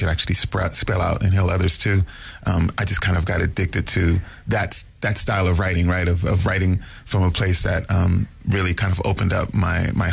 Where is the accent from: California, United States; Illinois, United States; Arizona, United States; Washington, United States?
California, United States; also born or lived in New Jersey; I was born in New Jersey, but grew up in California, and so I had both coasts